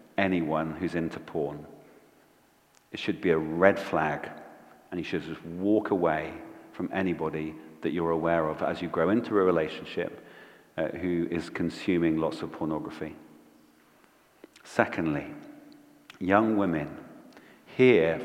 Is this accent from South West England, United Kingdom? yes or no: yes; Bristol, South West England, United Kingdom; when I was growing up in Bristol